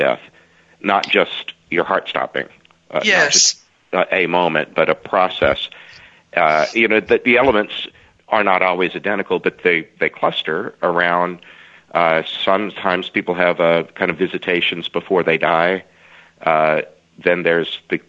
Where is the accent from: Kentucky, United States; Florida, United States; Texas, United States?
Texas, United States; Southeast; I grew up in Southeast Texas